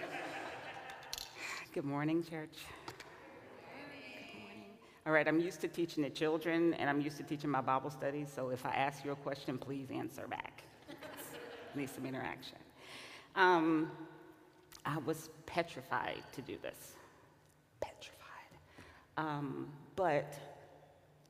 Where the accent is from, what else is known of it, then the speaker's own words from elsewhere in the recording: Louisiana, United States; I'm from Louisiana